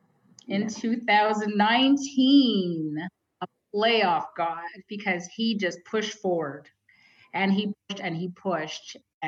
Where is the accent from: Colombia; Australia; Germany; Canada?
Canada; I'm so proud as a Canadian.